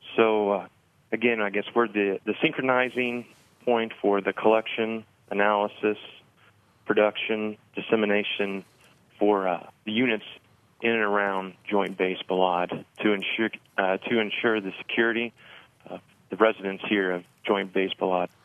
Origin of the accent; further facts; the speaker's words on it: Evansville, Indiana, United States; also born or lived in Bloomington, Indiana; I enlisted uh, with the 163rd Field Artillery Battalion in Evansville where I was born and raised